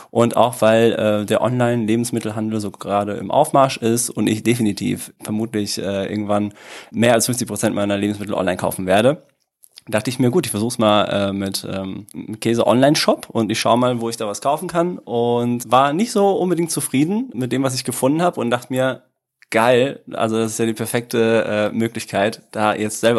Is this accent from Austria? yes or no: no; Italy; now in Dortmund, Germany; Ähm, ich äh, komme ursprünglich, also ganz ursprünglich aus Italien. Also meine Eltern kommen beide aus Süditalien, sehr schön, aber ähm, ich lebe doch lieber äh, in Deutschland. Äh, bin mittlerweile seit 25 Jahren hier, komme aus äh, Dortmund